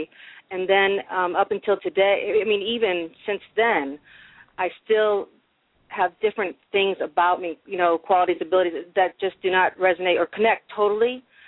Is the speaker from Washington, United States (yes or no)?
no; Massachusetts, United States; Growing up in Massachusetts, I was just about an hour from Salem